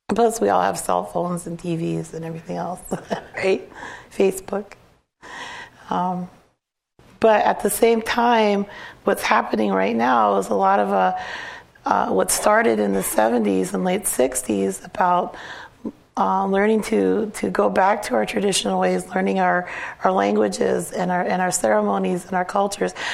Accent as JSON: {"language": "English", "area": "Cheyenne River Sioux Tribe", "region": "South Dakota", "country": "United States", "said": "I'm from Cheyenne River Sioux tribe"}